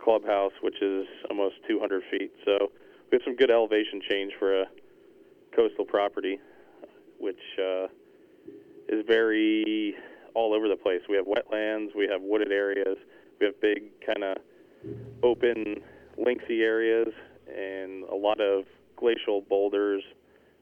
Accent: Pennsylvania, United States; moved away as an adult; also born or lived in Scarsdale, New York / Shinnecock Hills, New York; now in Rhode Island, United States; I grew up in Pennsylvania, worked on golf courses since I was about 14, 15 years old

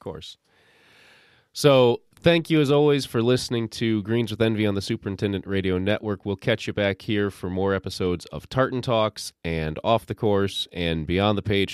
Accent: the North, United States; I was raised in the North

